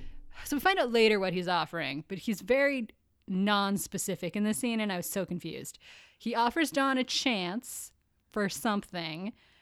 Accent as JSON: {"language": "English", "country": "Canada", "said": "We're Canadian."}